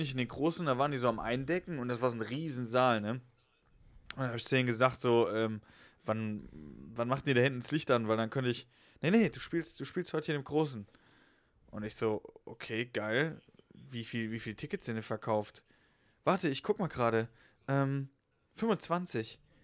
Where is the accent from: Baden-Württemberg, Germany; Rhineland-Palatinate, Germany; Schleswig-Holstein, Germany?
Rhineland-Palatinate, Germany; Westerwald; moved away; Ich komme ja eigentlich aus dem Westerwald